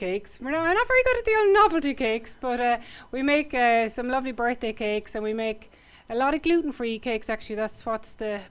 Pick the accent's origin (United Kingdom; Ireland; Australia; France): Ireland; Cork, Munster; moved away as an adult; now in West Cork, Ireland; I worked in a few different establishments in Cork, because I'm originally from Cork.